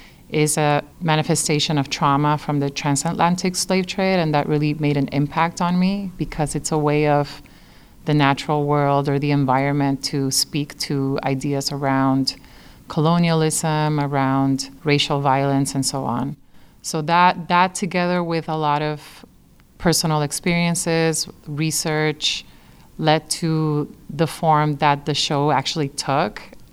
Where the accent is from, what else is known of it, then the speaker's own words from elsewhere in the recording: San Juan, Puerto Rico; now in Chicago, United States; I was actually born and raised in San Juan, Puerto Rico